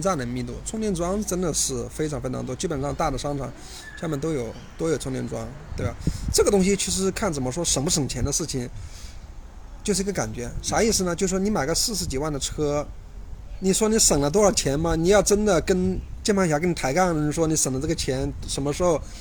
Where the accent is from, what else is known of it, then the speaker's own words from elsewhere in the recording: Hubei, China; also born or lived in Chongqing; now in Shanghai, China; 我老家，我湖北的，我老婆有湖南的